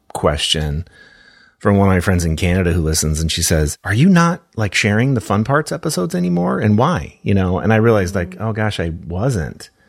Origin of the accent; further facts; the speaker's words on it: Minneapolis, Minnesota, United States; my hometown